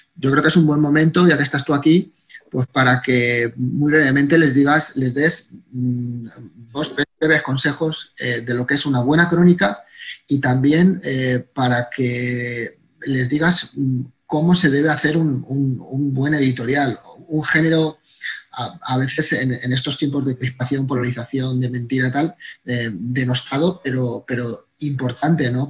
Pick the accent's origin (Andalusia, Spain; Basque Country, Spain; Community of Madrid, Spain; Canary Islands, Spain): Community of Madrid, Spain; Madrid; ambos somos madrileños, somos de la misma generación